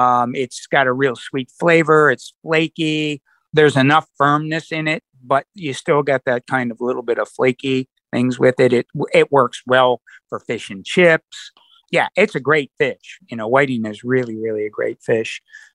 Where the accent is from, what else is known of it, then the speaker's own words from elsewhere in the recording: Baltimore, Maryland, United States; Of course, I grew up in Baltimore.